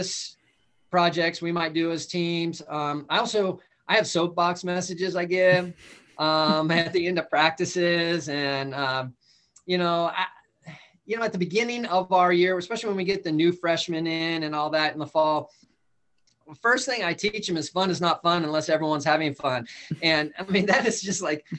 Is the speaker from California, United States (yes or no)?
yes; Calabasas, California, United States; moved away; I grew up in Southern California. Went to Calabasas High School